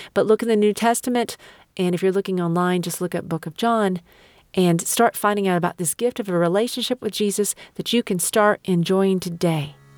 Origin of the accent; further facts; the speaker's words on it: United States; I'm an American